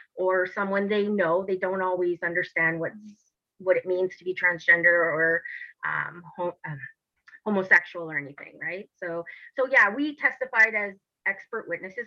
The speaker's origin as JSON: {"language": "English", "town": "Timmins", "region": "Ontario", "country": "Canada", "tie": "born or raised there", "said": "I'm from a small town up north. I'm from Timmins, Ontario, where even to this day, um, the mentality hasn't evolved too much up there."}